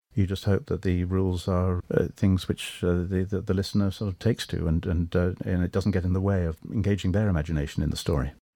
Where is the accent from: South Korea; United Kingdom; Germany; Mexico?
United Kingdom; England; I'm Anglo, of course, I'm English.